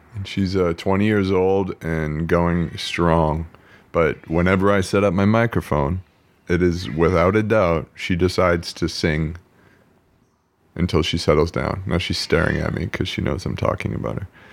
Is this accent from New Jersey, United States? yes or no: no; Quincy, Massachusetts, United States; also born or lived in Boston, Massachusetts; now in California, United States; my hometown, Quincy, Massachusetts